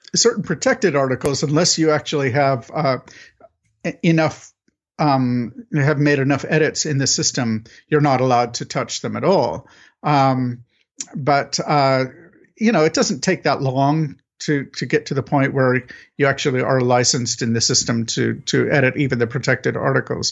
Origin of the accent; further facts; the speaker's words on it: United States; I'm an American